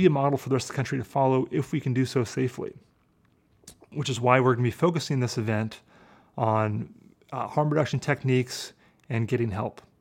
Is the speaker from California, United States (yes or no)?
no; Portland, Oregon, United States; my hometown of Portland, Oregon